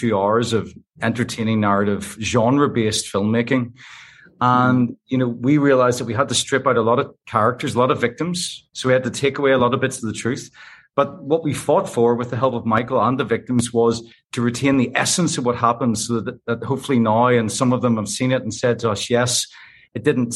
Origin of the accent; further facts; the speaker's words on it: Northern Ireland, United Kingdom; we grew up in Northern Ireland towards the end of the conflict here